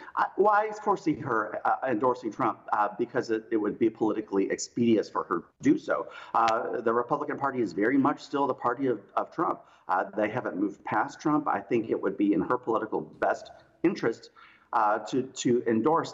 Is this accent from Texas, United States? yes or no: no; South Carolina, United States; I grew up in South Carolina.